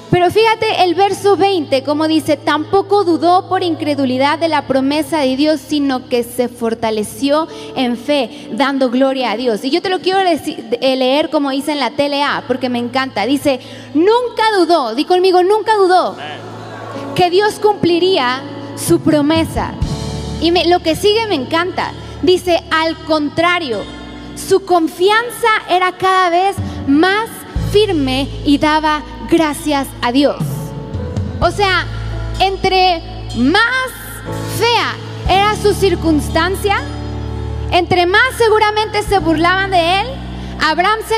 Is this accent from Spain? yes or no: yes; Spain; Soy española, sí es cierto.